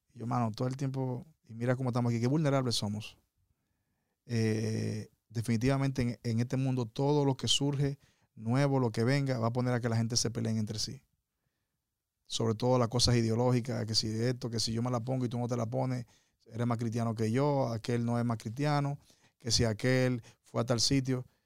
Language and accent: Spanish; Dominican Republic; moved away; mi país, República Dominicana